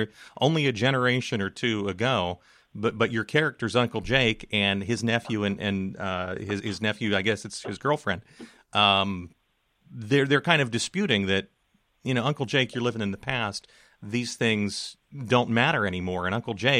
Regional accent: McKeesport, Pennsylvania, United States; growing up in McKeesport

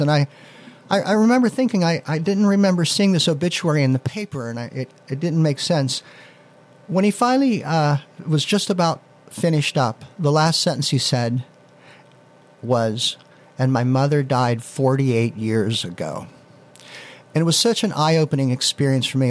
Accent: Leechburg, Pennsylvania, United States; also born or lived in Beaver Falls; it was back in my hometown. I was working in uh, Beaver Falls at the time, and it was a way to get back in at to Leechburg

